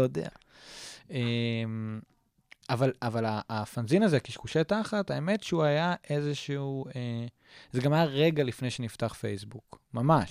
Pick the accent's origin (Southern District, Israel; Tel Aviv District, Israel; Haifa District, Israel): Tel Aviv District, Israel; Tel Aviv; also born or lived in Jerusalem; תל אביבי, כאילו, born and raised, ואני, אה, ואימא שלי פה, ואבא שלי פה